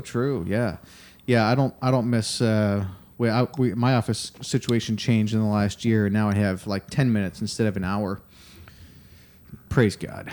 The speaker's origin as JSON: {"language": "English", "town": "Rochester", "region": "New York", "country": "United States", "moved": "yes", "lives_now": "Austin, United States", "said": "I'm from Rochester area"}